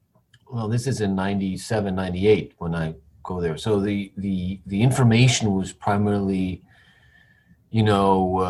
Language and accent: English; Iceland; moved away as an adult; now in United States; Yeah, so I'm originally from Iceland, although I was born in the United States, although I lived there for a couple of years before, and I was raised in Iceland.